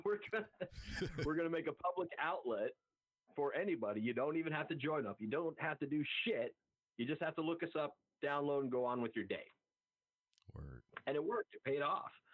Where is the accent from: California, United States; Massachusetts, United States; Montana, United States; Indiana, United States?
Montana, United States; I'm from Montana, I'm from a ranching family